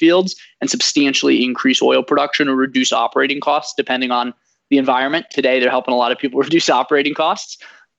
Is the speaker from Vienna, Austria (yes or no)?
yes; Vienna, Austria; born there; moved away; also born or lived in Washington DC / St. Louis / Bay Area; I was born in Vienna, Austria, lived in DC, St. Louis, the Bay Area, went to Stanford